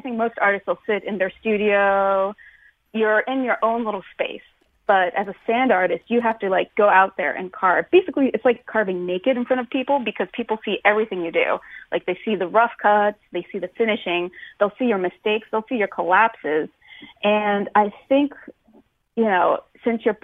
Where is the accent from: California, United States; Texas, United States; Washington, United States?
Washington, United States; Tacoma; I'm from Tacoma, mm-hmm. Washington